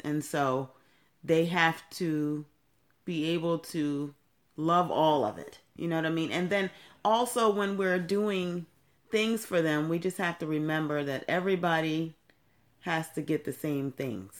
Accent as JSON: {"language": "English", "town": "Temple Hills", "region": "Maryland", "country": "United States", "tie": "born or raised there", "also_born_or_lived": "Brooklyn, New York", "said": "when I was 11 years old, my mother moved us here to Maryland"}